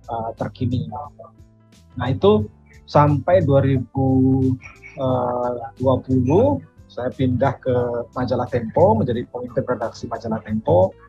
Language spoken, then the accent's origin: Indonesian; Denpasar, Bali, Indonesia; kebetulan sejak SMA di Denpasar saya di SMA 1 Denpasar Bali saya terlibat di pers kampus